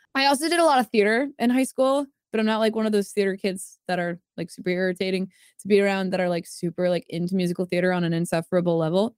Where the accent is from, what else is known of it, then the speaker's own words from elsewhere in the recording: Jupiter, Florida, United States; moved away; I was born in Jupiter, Florida, like the planet, also in the West Palm area